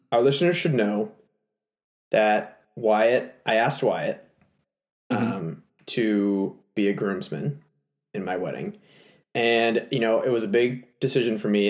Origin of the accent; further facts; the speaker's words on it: Texas, United States; moved away; my home state that's of right. Texas